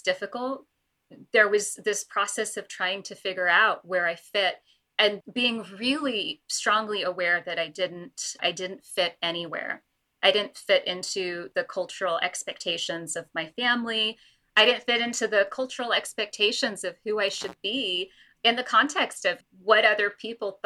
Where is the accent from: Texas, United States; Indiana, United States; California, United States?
California, United States; Los Angeles; also born or lived in London; my family moved to the United States and I grew up in Los Angeles